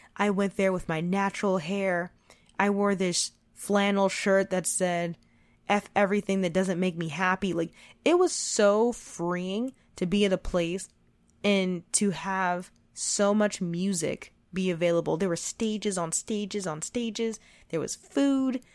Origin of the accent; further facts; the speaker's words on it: United States; I was born and raised in America